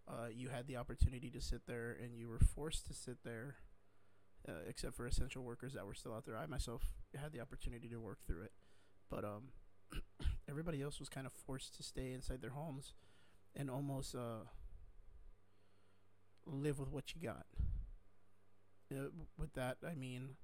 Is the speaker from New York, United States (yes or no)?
no; South Texas, United States; I come from South Texas